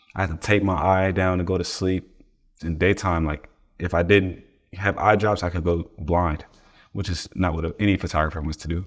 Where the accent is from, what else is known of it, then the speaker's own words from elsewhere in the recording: East Palo Alto, California, United States; also born or lived in Oakland; I'm from East Palo Alto, California.